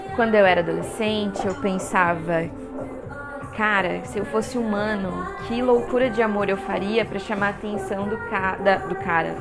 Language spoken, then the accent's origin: Portuguese; Guarulhos, São Paulo, Brazil; accent: paulistano; also born or lived in Taubaté; nasci em Guarulhos